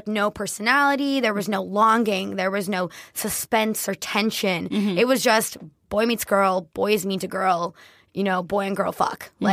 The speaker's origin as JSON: {"language": "English", "town": "Miami", "region": "Florida", "country": "United States", "tie": "born or raised there", "said": "I am Colombian, born and raised in Miami, Latino capital of America"}